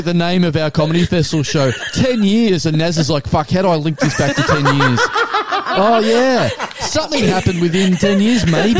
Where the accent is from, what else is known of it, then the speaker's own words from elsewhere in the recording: Australia; we're Australian